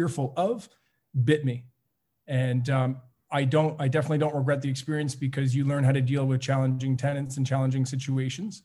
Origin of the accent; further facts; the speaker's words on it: Montreal, Quebec, Canada; also born or lived in Ottawa; I live in Montreal. So I'm born and raised in Montreal